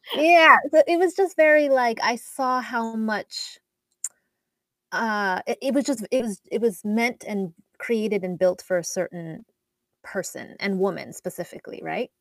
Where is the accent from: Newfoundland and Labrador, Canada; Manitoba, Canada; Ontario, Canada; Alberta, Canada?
Alberta, Canada; Edmonton; moved away as an adult; also born or lived in Toronto; I'm Canadian, and um, I grew up in in Edmonton, Alberta, but I went to school in Toronto